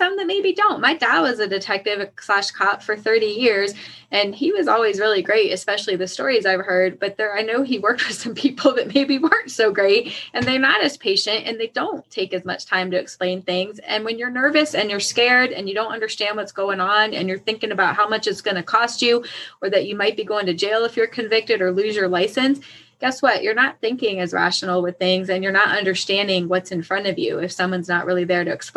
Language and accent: English; Woodbridge, Virginia, United States; I grew up in Woodbridge.